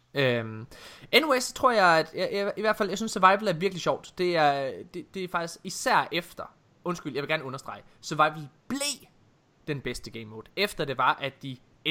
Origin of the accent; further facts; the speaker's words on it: Jutland, Denmark; jeg er jo fra Jylland